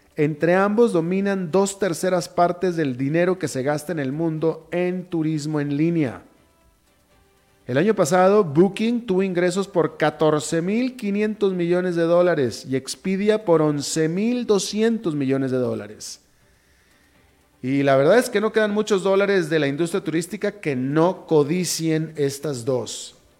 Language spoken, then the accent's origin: Spanish; Mexico; yo sí soy mexicano